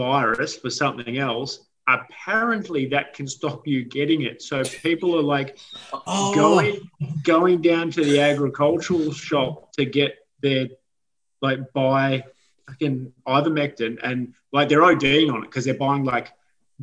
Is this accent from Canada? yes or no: no; Australia; I'm Australian